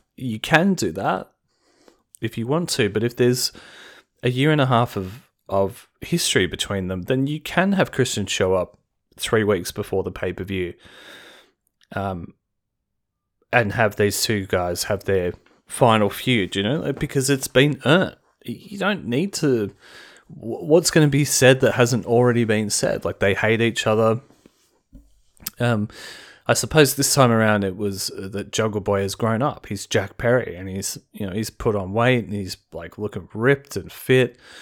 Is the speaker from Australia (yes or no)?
yes; Australia; as an Australian